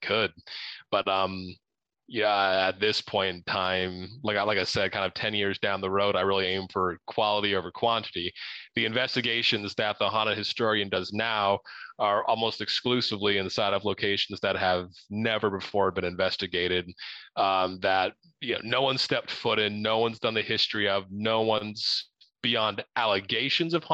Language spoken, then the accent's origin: English; Ohio, United States; now in Arizona, United States; the area that we grew up in Ohio, just outside of the Wright-Patterson Air Force Base